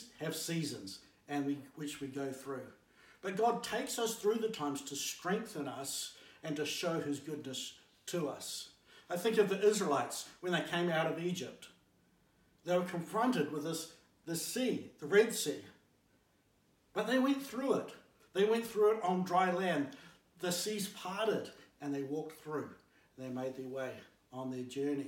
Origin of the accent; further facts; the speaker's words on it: Blenheim, Marlborough, New Zealand; as an 8-year-old growing up in Blenheim